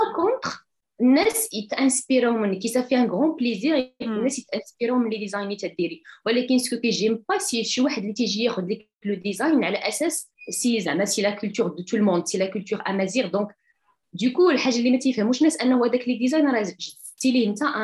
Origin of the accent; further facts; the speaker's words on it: a small village near Zagora, Drâa-Tafilalet, Morocco; moved away; انا من الجنوب الشرقي ديال المغرب من آه، واحد الفيلاج صغير حدا حدا زاكوره